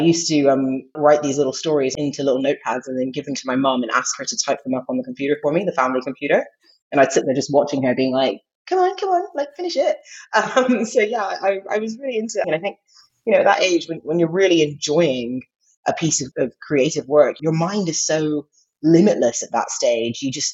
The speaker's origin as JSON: {"language": "English", "region": "England", "country": "United Kingdom", "tie": "born or raised there", "also_born_or_lived": "Saudi Arabia / United States", "said": "Yeah, so I was born in England, but when I was two, we moved to Saudi Arabia. I was there for a couple of years, came back to England, went to America, lived there for quite a few years, came back to England"}